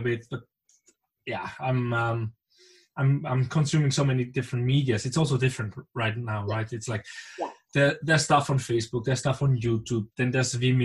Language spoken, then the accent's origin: English; Basel, Basel-Stadt, Switzerland; I come from Basel